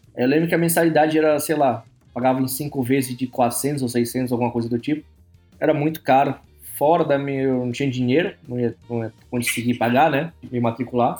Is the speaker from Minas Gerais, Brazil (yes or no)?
no; São Luís, Maranhão, Brazil; moved away as an adult; now in Canada; eu sou do Nordeste, eu sou de São Luís do Maranhão, cidade pequena